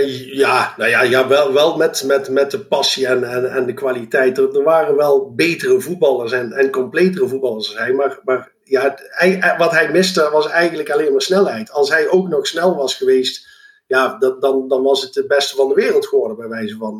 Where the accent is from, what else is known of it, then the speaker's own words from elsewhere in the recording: Eindhoven, North Brabant, Netherlands; also born or lived in Lommel, Belgium; geboren en getogen in Eindhoven